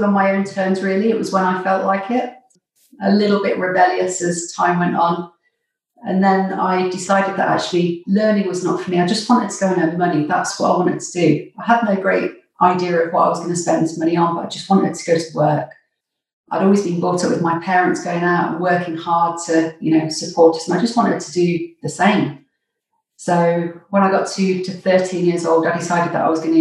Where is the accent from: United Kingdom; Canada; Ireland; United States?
United Kingdom; Nottingham, East Midlands; moved away as an adult; I grew up in Nottingham, which is where I spent the first 20 years of my life.